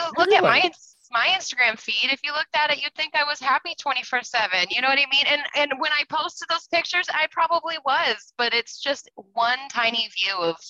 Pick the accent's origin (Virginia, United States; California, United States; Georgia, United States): California, United States; Bay Area; also born or lived in Ohio; I grew up here in the Bay Area. I've left a couple times and I always end up back. California is home.